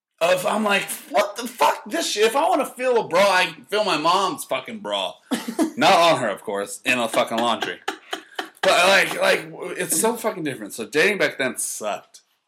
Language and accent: English; Canada; I'm Canadian.